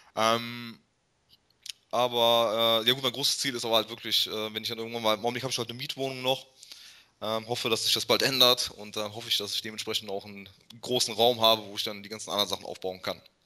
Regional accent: Germany; als Deutscher

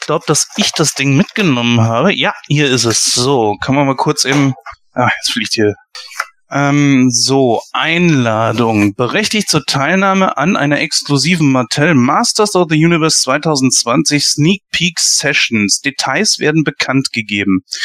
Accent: Germany; wir als Deutsche

